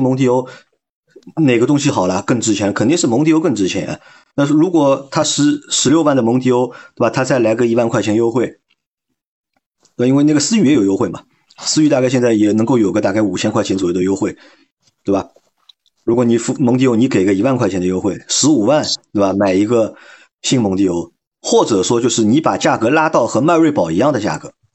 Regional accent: China; 我们中国人

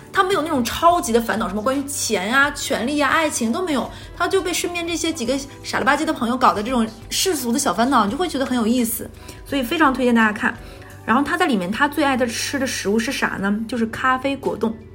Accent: Northeast China, China; 因为咱们东北那边其实没有说蘸东西

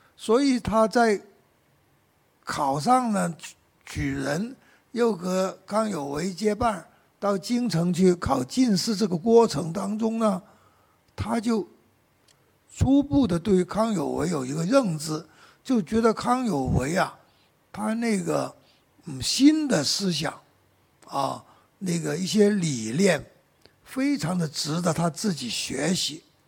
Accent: Guangdong, China; Chinese is a second language; 按照我们广东人岭南的习惯

